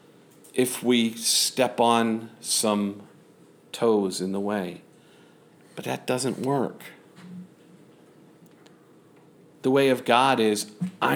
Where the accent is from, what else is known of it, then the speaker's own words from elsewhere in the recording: San Angelo, Texas, United States; moved away; San Angelo, my hometown